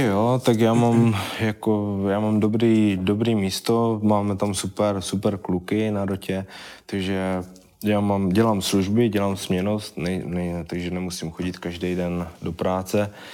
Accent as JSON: {"language": "Czech", "town": "Vyškov", "region": "South Moravian Region", "country": "Czechia", "tie": "born or raised there", "said": "já jsem původem z Vyškova, vlastně pořád bydlím ve Vyškově"}